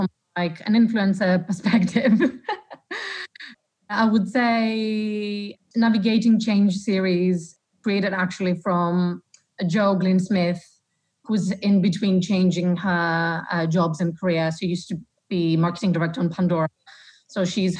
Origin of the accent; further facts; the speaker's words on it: Greece; moved away; I'm from Greece